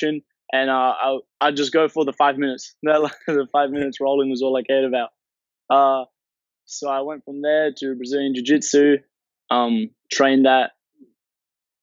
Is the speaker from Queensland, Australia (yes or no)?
yes; Townsville, Queensland, Australia; also born or lived in Brisbane; I grew up in Townsville, actually. Moved to Brisbane when I was pretty young.